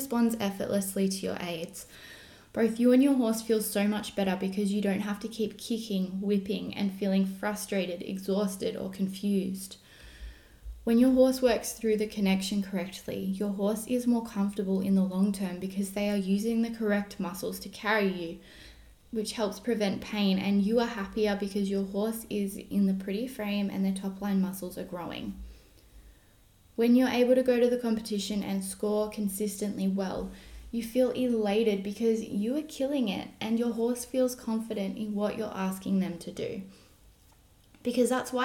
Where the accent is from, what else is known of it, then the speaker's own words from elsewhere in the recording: Australia; also born or lived in Germany; I am an Australian dressage trainer and coach based out of the Southern Highlands, New South Wales